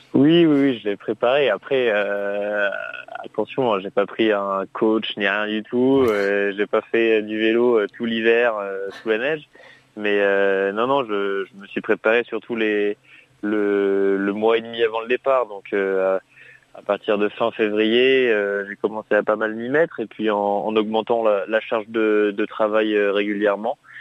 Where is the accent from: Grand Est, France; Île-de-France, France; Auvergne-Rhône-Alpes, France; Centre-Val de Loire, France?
Auvergne-Rhône-Alpes, France; Grenoble; je suis originaire de Grenoble